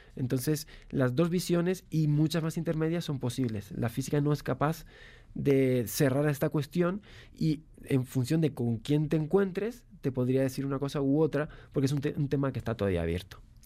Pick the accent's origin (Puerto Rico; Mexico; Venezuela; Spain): Spain; yo soy español